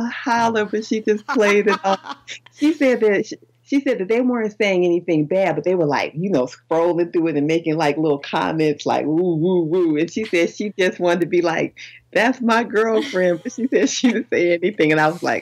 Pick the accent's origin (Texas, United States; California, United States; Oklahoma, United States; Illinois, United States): Illinois, United States; Chicago; I'm a gangster from Chicago